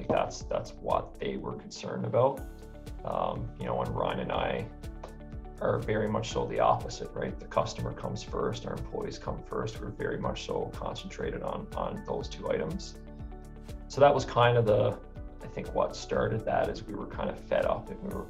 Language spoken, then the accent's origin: English; St. John's, Newfoundland and Labrador, Canada; now in Alberta, Canada; I moved to Alberta in 2007. I came from St. John's, Newfoundland, with the intention of coming to Alberta to work in Banff or go to Jasper